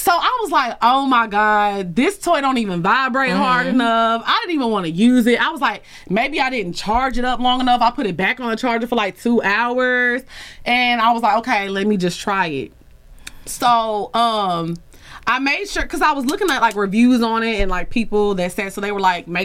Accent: Orange, Texas, United States; we grew up in Orange together

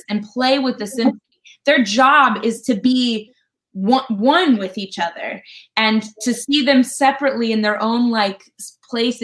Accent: Colorado, United States; moved away; I'm from Colorado originally

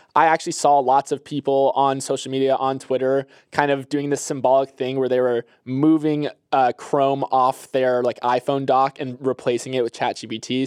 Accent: Florida, United States; I'm from Florida

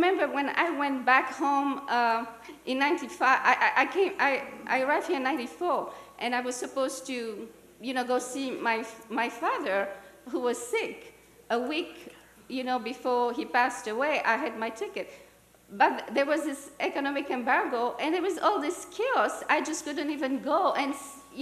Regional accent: Burundi; moved away; I was born and raised in Burundi, left Burundi in 94

